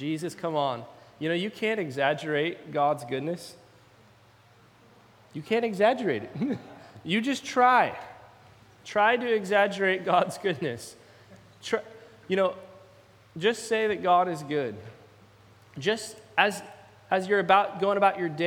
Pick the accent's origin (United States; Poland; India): United States; Salem, Oregon; moved away; also born or lived in Eugene, Oregon / Redding, California; I actually grew up in Salem, Oregon, and so not too far from here